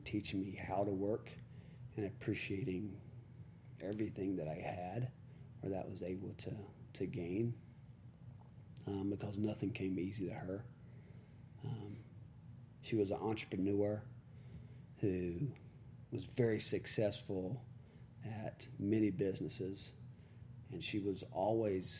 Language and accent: English; Jacksonville, Florida, United States; also born or lived in Provo, Utah; I'm originally from Jacksonville, Florida, an area there. Small town called Beggar County, Florida